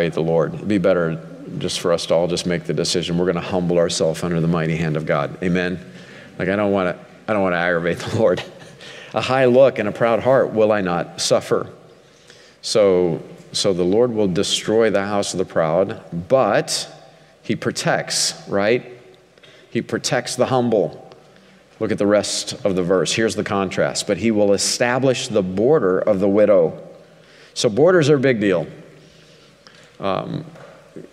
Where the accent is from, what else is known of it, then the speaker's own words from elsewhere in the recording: Ozark Mountains, southwest Missouri, United States; I grew up a hillbilly in the Ozark Mountains